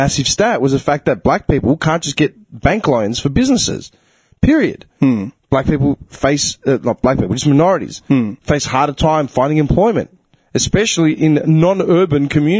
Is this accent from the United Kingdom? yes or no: no; Clayton, Victoria, Australia; I grew up in Clayton, which is the most diverse multicultural suburb in Australia.